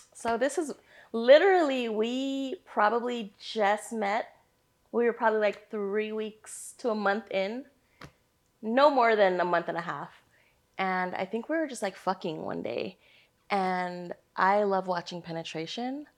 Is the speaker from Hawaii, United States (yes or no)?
yes; Hawaii, United States; moved away; born and raised in Hawaii